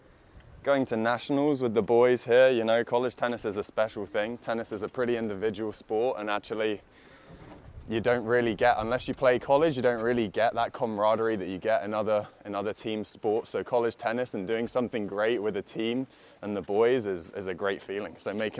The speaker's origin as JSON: {"language": "English", "region": "London", "country": "United Kingdom", "moved": "yes", "said": "I'm from London."}